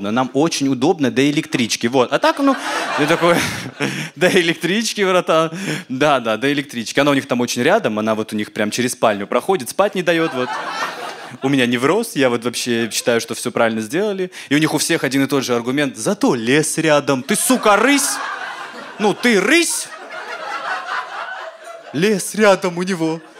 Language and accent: Russian; Caucasus, Russia; Ну, вы сами понимаете, ну, я с Кавказа, да, ну, типа, у нас такие традиции, там, уважать старших, рождаться с их лицами